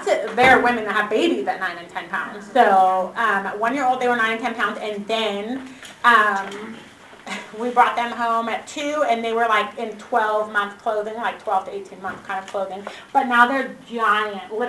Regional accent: Washington, United States; moved away as an adult; also born or lived in Redding, California; I was born and raised in Washington.

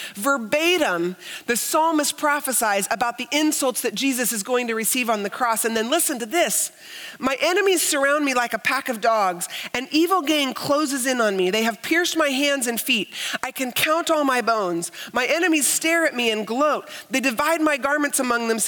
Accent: United States; as an American Christian

